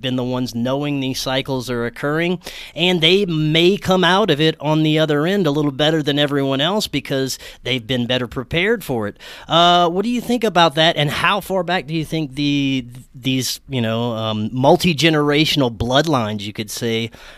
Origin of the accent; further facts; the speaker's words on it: Louisiana, United States; Well, I grew up in South Louisiana near the ports and near New Orleans, and there was a ridiculous amount of barges.